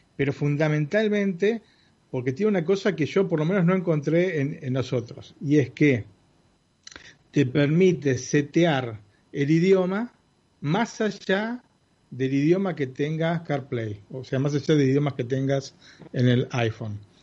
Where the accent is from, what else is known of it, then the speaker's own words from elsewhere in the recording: Argentina; una típica, familia italo argentina